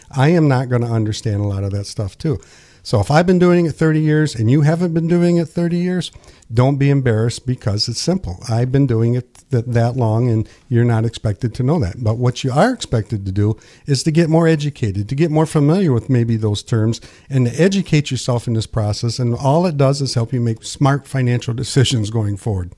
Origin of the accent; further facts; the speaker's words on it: Pinconning, Michigan, United States; So, born and raised here, and I didn't move far